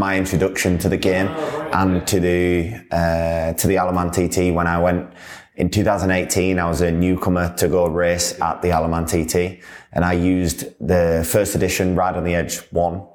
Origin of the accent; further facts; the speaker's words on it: Yorkshire and the Humber, United Kingdom; I'm obviously from Yorkshire as well